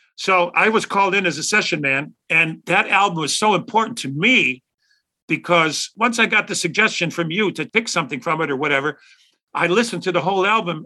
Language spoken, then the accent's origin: English; Chicago, Illinois, United States; I'm from Chicago